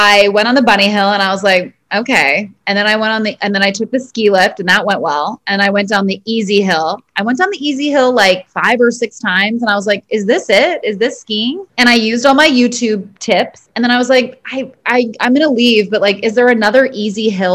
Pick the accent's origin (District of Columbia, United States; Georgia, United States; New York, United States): New York, United States; New York City; I am a Brooklyn girl.